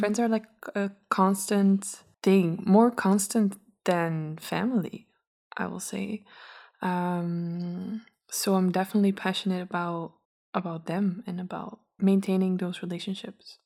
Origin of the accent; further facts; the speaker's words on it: Belgium; also born or lived in Brussels; I'm from Belgium. Uh, not from Brussels. I come from a little smaller city